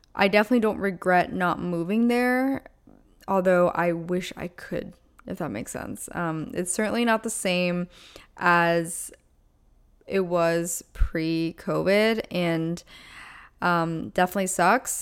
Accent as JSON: {"language": "English", "region": "Pennsylvania", "country": "United States", "moved": "yes", "said": "I am originally from Pennsylvania, so all my family's back there"}